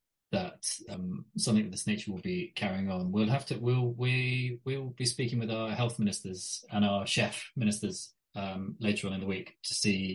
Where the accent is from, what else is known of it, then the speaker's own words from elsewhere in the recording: United Kingdom; I'm British, aren't I? I've watched British politicians since the 80s.